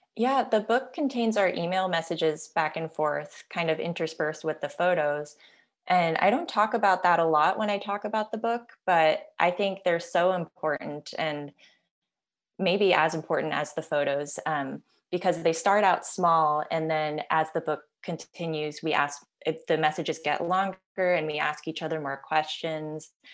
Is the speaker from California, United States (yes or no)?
no; Silver Spring, Maryland, United States; now in Los Angeles, United States; Now I'm in Los Angeles, and dad is still in the same house where I grew up in Silver Spring, Maryland